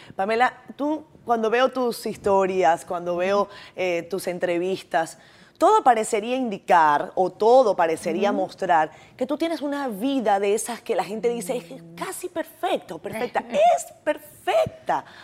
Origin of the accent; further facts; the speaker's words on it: Venezuela; moved away; yo soy venezolana